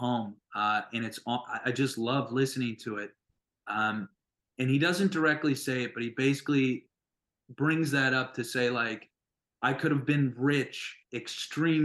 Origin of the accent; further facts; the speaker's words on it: North Dakota, United States; moved away; I loved growing up there